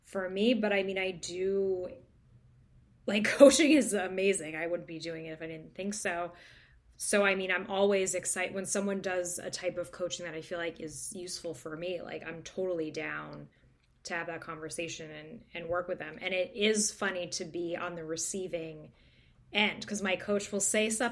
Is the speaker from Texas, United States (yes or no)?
no; New Hampshire, United States; I'm from New Hampshire